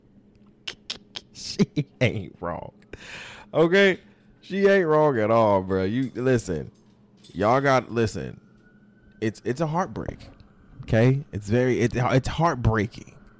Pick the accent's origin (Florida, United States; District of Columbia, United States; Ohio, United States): Florida, United States; moved away; I say I'm from Florida, right? No, my brother, born, raised, bred from Florida. You understand what I'm saying? Like, I was born a little bit raised